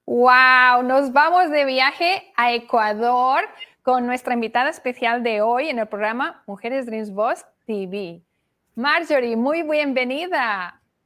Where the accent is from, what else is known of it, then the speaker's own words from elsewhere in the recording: Barcelona, Catalonia, Spain; moved away as an adult; now in Miami, United States; Yo nací en Barcelona, y llegué aquí